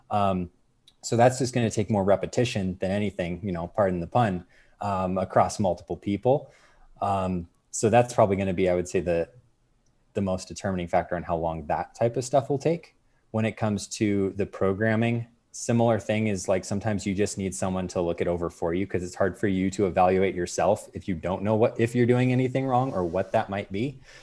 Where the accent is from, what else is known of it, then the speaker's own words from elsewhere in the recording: Arizona, United States; I'm really originally from Arizona